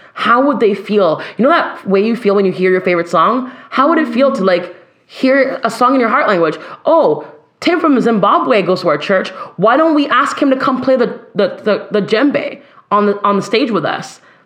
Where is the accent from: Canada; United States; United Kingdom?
Canada; Ottawa, Ontario; I'm Canadian.